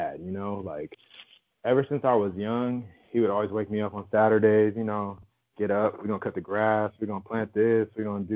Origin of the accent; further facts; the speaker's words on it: Inland Empire, California, United States; moved away as an adult; also born or lived in Hollywood, Los Angeles / Midwest / New York; I was born in Hollywood and my parents moved to the suburbs, like the Inland Empire, when I was like two